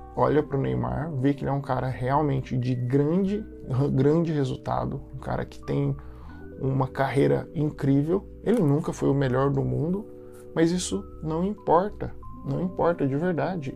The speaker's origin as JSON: {"language": "Portuguese", "country": "Brazil", "said": "como brasileiro, como uma pessoa que se identifica como brasileiro"}